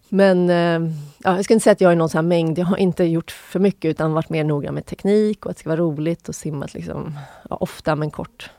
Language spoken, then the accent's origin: Swedish; Sundbyberg, Stockholm County, Sweden; jag är uppvuxen i Sundbyberg, en förort Stockholm